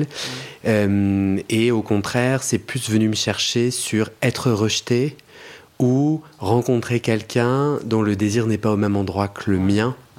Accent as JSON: {"language": "French", "town": "Paris", "region": "Île-de-France", "country": "France", "said": "je suis parisien."}